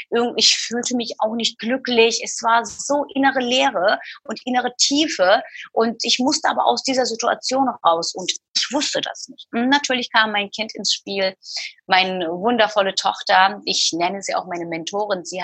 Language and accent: German; Istanbul, Turkey; Ich habe Freunde, die sind äh, in Istanbul. Ich bin in Istanbul geboren und aufgewachsen. Meine wahre Freunde, so richtige Freunde, die, die leben in der, in der Türkei, in Istanbul.